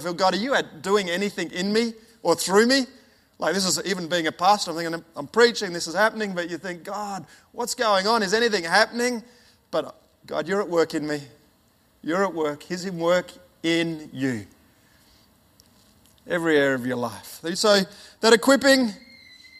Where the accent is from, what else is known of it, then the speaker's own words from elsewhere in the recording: Ernabella, South Australia, Australia; moved away; also born or lived in Alice Springs / Papua New Guinea; I was born in Alice Springs and then grew up in a town called, or a little community called Ernabella, which is right in the middle of Australia, right in the desert